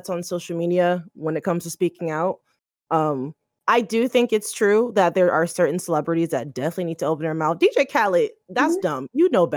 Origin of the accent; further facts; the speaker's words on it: United States; as an American